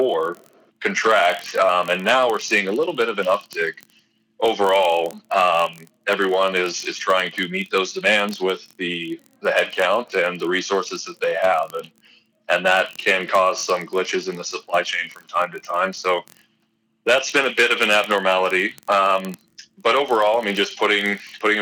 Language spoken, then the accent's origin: English; Eastern Washington State, United States; moved away as an adult; also born or lived in Arizona / Alaska / North Dakota; I'm originally from Eastern Washington State